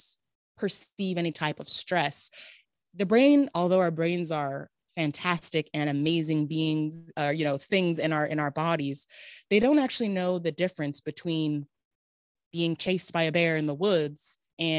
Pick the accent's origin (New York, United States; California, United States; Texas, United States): California, United States; Riverside; also born or lived in Davis, California; I am a California native, born and raised. So I was born in Riverside, California